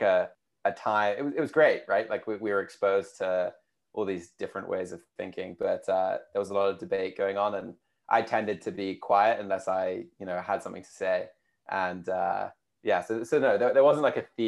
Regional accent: United Kingdom; accent: UK; also born or lived in United States; you can probably tell from my accent, being from the UK

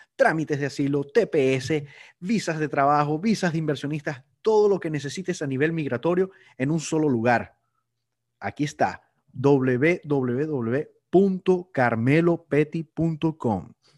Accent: Venezuela; somos todos los, venezolanos

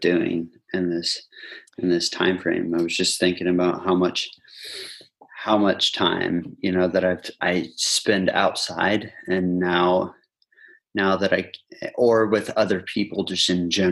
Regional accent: Indiana, United States; moved away as an adult; now in Rhondda, United Kingdom; I'm from Indiana

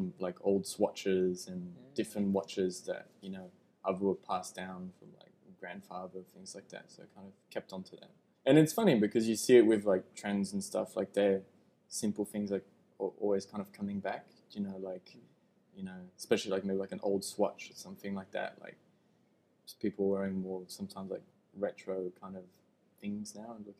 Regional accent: Switzerland; moved away as an adult; now in Australia; I grew up in Switzerland

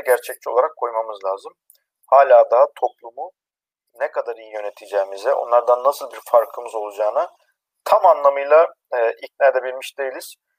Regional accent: Erzincan, Turkey; born or raised there

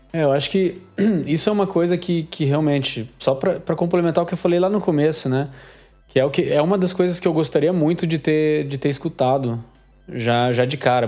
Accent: Curitiba, Paraná, Brazil; eu sou de Curitiba aqui

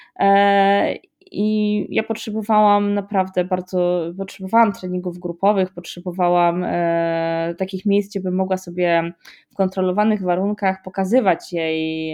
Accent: Poland; jestem z Polski

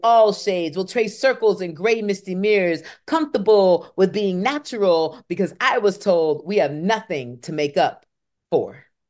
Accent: Kalamazoo, Michigan, United States; moved away; also born or lived in Atlanta, Georgia / Raleigh, North Carolina; I am from Kalamazoo, Michigan.

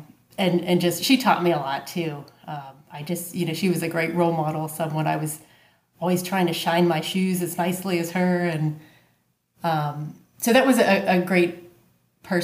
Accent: Pittsburgh, Pennsylvania, United States; also born or lived in Chile; Pittsburgh, sir

